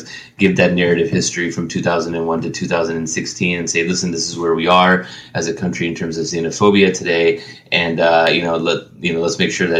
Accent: United States; I'm American through and through. I'm going down with the ship.

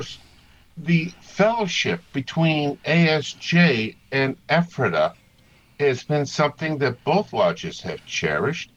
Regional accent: Massachusetts, United States; now in Maryland, United States; Being from Massachusetts and having my accent

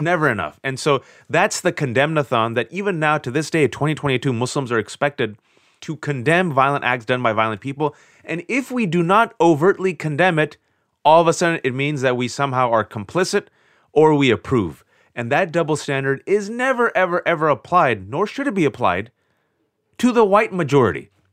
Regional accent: Bay Area, California, United States; was born and raised in the Bay Area, California, to Pakistani immigrant parents

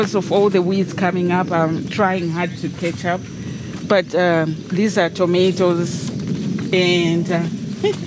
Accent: Zimbabwe; now in Germantown, United States; Those are some of the vegetables that we grew up eating in Zimbabwe

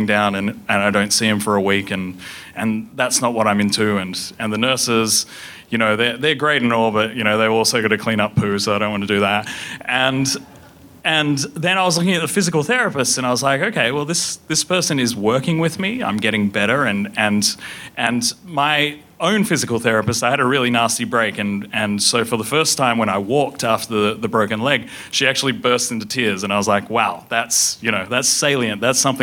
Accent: Perth, Western Australia, Australia; moved away; also born or lived in United States / United Kingdom; I grew up in Perth, Western Australia

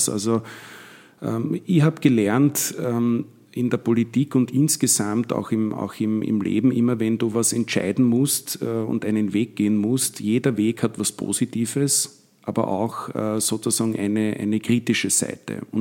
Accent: Vienna, Austria; Ich komme selber aus dem Gemeindebau in Wien, also aus Wien-Donnerstadt, aus einem Flächenbezirk habe sehr viele Freunde in Favoriten und in Simmering, auch in Floridsdorf

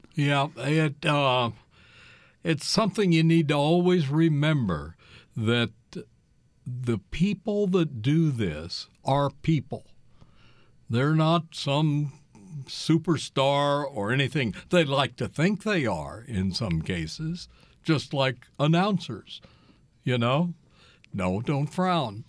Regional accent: Kansas City, Missouri, United States; moved away as an adult; also born or lived in Iowa; I grew up in the Kansas City, Missouri area

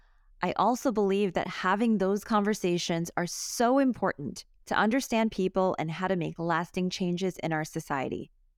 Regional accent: New York City, New York, United States; Growing up in New York City, I also know a thing or two about the squeegee man.

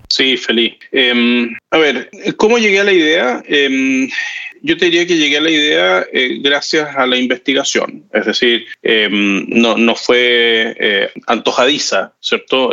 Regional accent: Chile; siendo chileno

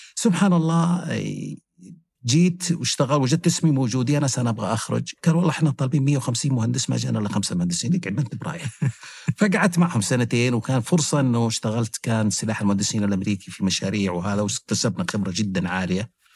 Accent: Mecca, Makkah Province, Saudi Arabia; أنا كنت عايش في مكة مع والديني

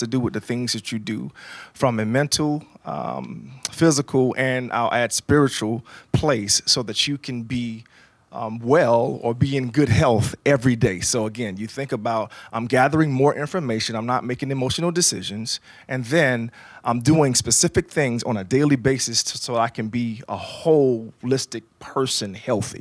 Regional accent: Jacksonville, Florida, United States; I was born and raised in Jacksonville, Florida. I'm on the north side of town

